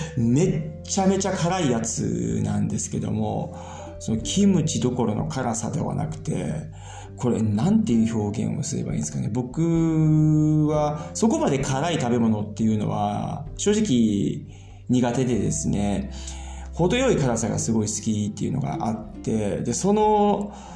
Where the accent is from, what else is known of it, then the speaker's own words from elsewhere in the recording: Japan; moved away as an adult; now in Germany; 僕らは日本で生まれて育ってきてる